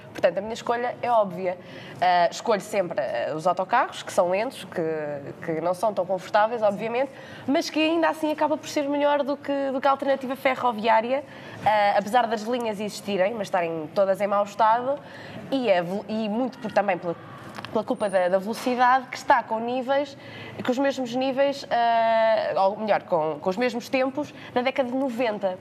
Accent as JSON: {"language": "Portuguese", "town": "Leiria", "region": "Centro", "country": "Portugal", "moved": "yes", "lives_now": "Lisbon, Portugal", "said": "Eu sou de Leiria"}